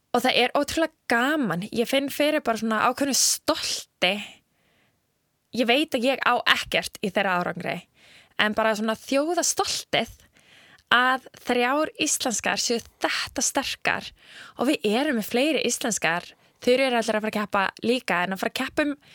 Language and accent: Icelandic; Iceland; við erum frá Íslandi